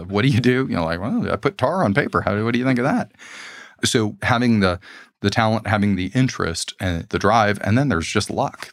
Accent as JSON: {"language": "English", "town": "Los Angeles", "region": "California", "country": "United States", "tie": "born or raised there", "said": "We grew up in Los Angeles"}